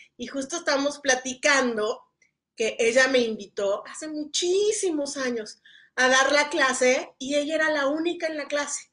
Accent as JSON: {"language": "Spanish", "region": "Mexico City", "country": "Mexico", "said": "yo venía del, vengo del DF y es alto"}